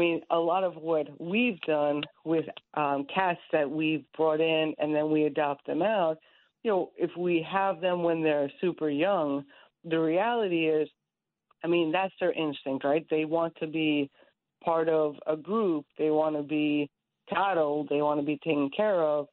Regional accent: Bohemia, New York, United States; as a kid growing up in Long Island, it's so nice to grow up in that sort of environment

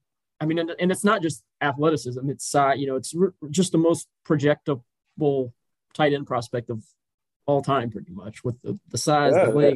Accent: Richmond, Virginia, United States; I'm from Richmond, Virginia, so just a couple miles down the road.

